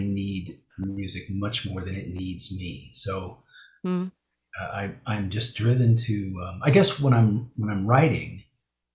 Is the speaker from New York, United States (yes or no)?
no; Calabasas, California, United States; also born or lived in Pacific Palisades, Los Angeles; I grew up in the West Valley of Los Angeles, in Calabasas